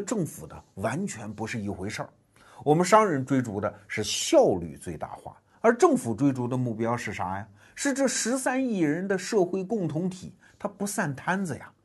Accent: China; 我们中国人

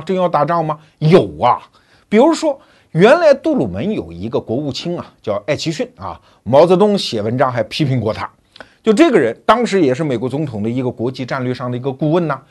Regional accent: China; 就有点像我们中国人经常建那个大的水泥函馆啊

